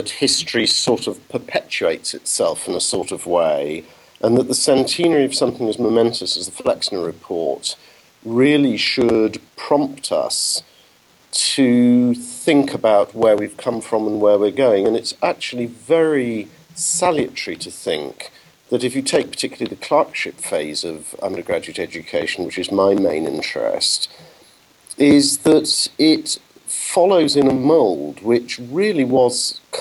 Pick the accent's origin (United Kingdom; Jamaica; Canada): United Kingdom; England; moved away as an adult; now in Netherlands; you can tell from my accent that that's not where I was born, and I'm English.